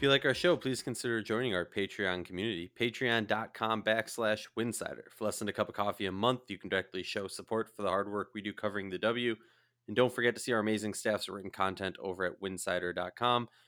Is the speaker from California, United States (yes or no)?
no; St. Louis Park, Minnesota, United States; I'm from Saint Louis Park, Minnesota.